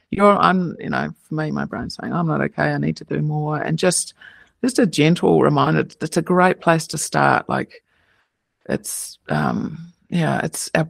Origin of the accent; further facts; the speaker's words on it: New Zealand; It's fun when I go home. I can hear my accent now, so you could maybe maybe meet a New Zealander, and then I can just when I can hear their accent, it makes me feel like home.